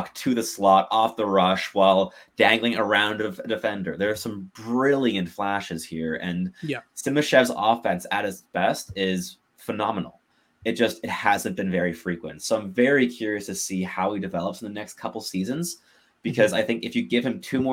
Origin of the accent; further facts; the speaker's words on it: Montreal, Quebec, Canada; now in Ottawa, Canada; I'm also from Montreal, but I mean, I live in Ottawa, originally, but I'm from Montreal. Absolutely. Grew up in Montreal born and bred.